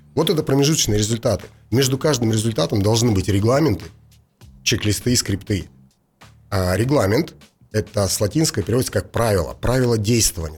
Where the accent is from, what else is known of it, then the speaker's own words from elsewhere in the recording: Russia; я из России же